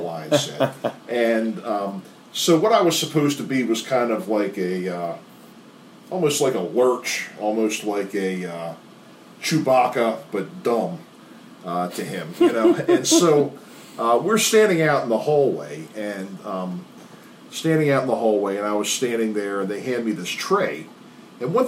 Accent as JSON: {"language": "English", "town": "Dundalk", "region": "Maryland", "country": "United States", "tie": "born or raised there", "said": "I grew up in Dundalk, went to Calvert Hall"}